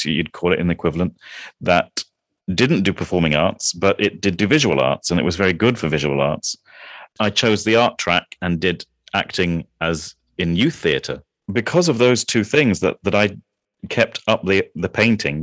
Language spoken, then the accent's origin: English; Kuala Lumpur, Malaysia; now in England; I grew up in Malaysia, in Kuala Lumpur, in Malaysia.